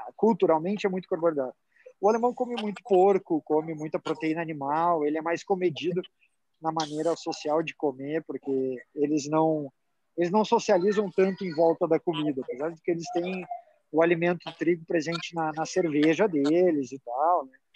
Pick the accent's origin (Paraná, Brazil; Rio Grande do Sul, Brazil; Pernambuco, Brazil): Rio Grande do Sul, Brazil; vou falar como bom gaúcho